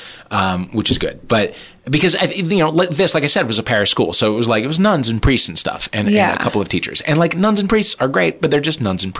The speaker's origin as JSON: {"language": "English", "town": "St. Louis", "region": "Missouri", "country": "United States", "tie": "born or raised there", "said": "I'm from St. Louis. And I went to, at the time, to like a parish school"}